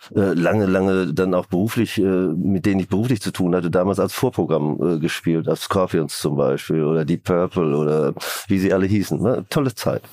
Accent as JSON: {"language": "German", "town": "Hagen", "region": "North Rhine-Westphalia", "country": "Germany", "tie": "born or raised there", "said": "angefangen in meiner Heimatstadt Hagen als Musiker mit einem Schallplattenvertrag"}